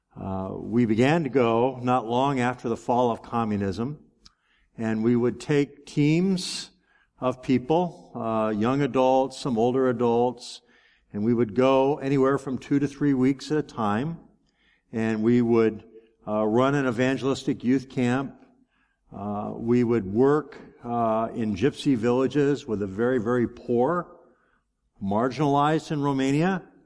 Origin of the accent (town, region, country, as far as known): United States